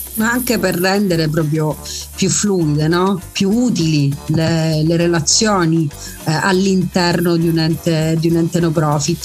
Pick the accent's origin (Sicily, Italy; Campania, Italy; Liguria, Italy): Sicily, Italy; Messina; sono messinese